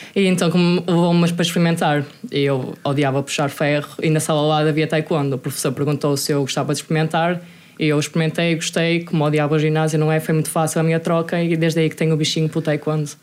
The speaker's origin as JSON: {"language": "Portuguese", "town": "Vila Nova de Gaia", "region": "Norte", "country": "Portugal", "tie": "born or raised there", "also_born_or_lived": "Moselos, Santa Maria da Feira", "moved": "yes", "lives_now": "Braga, Portugal", "said": "Nasci, sou natural de Mafamud, Vila Nova de Gaia"}